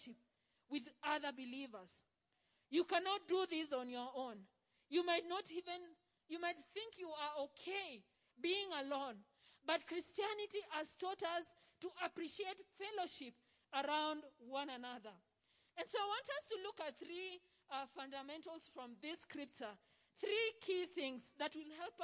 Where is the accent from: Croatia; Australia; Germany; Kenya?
Kenya; Rift Valley; we come from the Rift Valley